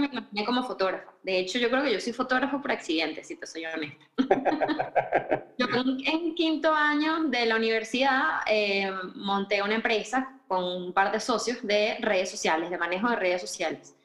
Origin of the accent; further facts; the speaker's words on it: Caracas, Capital District, Venezuela; moved away as an adult; also born or lived in Marbella, Spain; now in Madrid, Spain; yo soy de Caracas